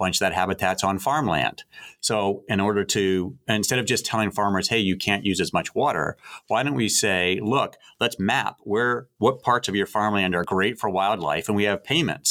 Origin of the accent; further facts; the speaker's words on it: United States; moved away; also born or lived in Virginia / South Carolina; I grew up on the East Coast, coastal Virginia and coastal South Carolina